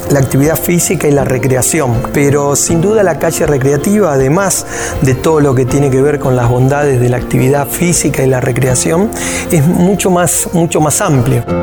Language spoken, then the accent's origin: Spanish; Rosario, Santa Fe, Argentina; soy de Rosario, Argentina